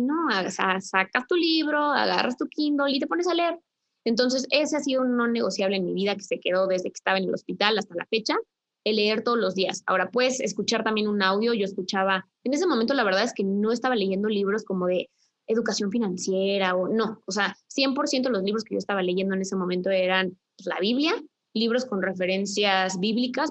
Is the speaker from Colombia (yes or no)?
no; Querétaro, Mexico; yo soy de Querétaro